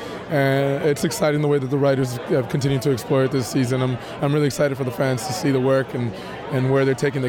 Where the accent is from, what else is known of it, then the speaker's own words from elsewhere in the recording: Texas, United States; I'm from Texas.